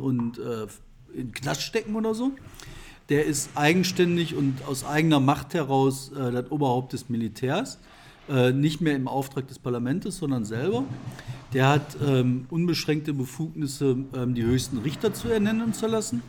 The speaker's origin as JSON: {"language": "German", "town": "Bottrop", "region": "North Rhine-Westphalia", "country": "Germany", "tie": "born or raised there", "said": "aus meiner Heimatstadt Bottrop"}